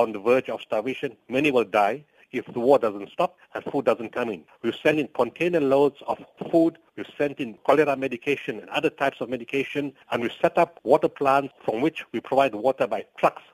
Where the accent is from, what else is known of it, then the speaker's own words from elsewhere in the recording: South Africa; We are South African and this is our country and our people come first